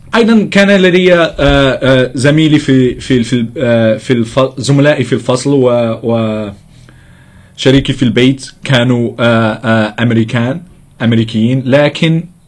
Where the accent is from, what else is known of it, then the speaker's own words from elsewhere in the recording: Casablanca, Casablanca-Settat, Morocco; أنا من المغرب من الدار البيضاء